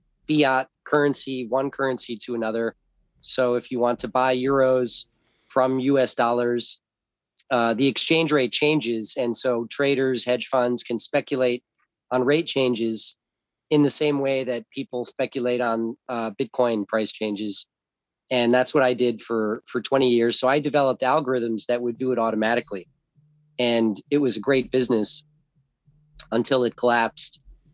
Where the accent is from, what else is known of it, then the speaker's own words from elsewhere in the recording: Los Angeles, California, United States; also born or lived in South Florida; I was born in Orange, California, in St. Joseph's Hospital in Los Angeles, and grew up in Los Angeles and South Florida on both coasts with two parents.